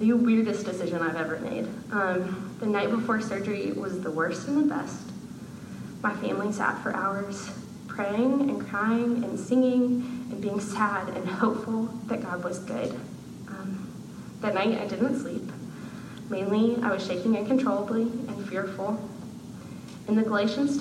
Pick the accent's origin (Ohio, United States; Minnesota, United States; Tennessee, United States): Tennessee, United States; Chattanooga; I'm from Chattanooga, Tennessee